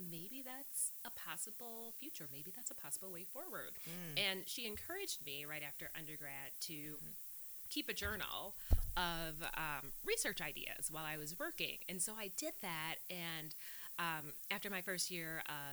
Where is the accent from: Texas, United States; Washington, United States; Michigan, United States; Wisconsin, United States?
Wisconsin, United States; Milwaukee; accent: California; moved away; Right here in Milwaukee. So I grew up in Sherman Park with a wonderful my mom and my dad and my sister. So I'm a Milwaukee girl